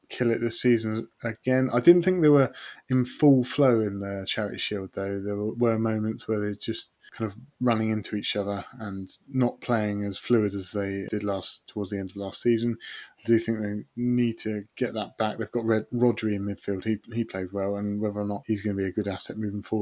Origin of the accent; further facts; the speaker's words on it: England, United Kingdom; I'm fully English.